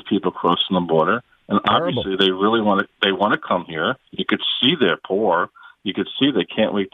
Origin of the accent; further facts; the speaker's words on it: New York City, New York, United States; moved away as an adult; now in New Jersey, United States; I was born in Brooklyn, New York. Mm-hmm. I actually moved to New Jersey because of my job, but I still have roots in New York City.